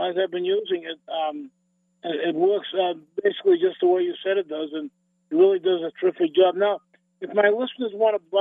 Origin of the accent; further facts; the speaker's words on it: East Coast, United States; I'm from the East